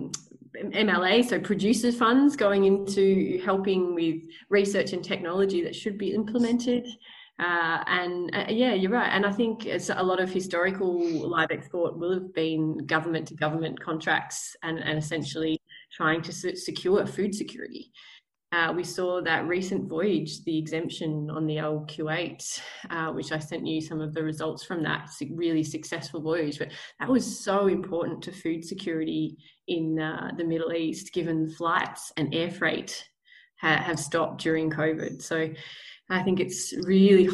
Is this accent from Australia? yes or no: yes; Australia; also born or lived in Victoria / New South Wales; growing up in country Victoria and New South Wales